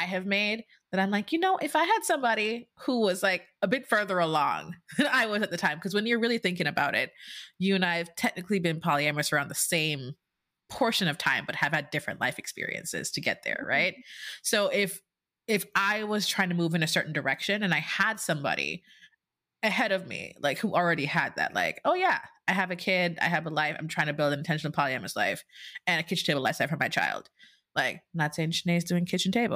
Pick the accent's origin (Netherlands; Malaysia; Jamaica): Jamaica; being born and raised in Jamaica